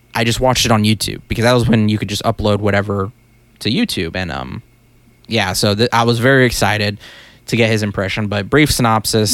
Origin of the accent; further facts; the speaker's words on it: United States; we're American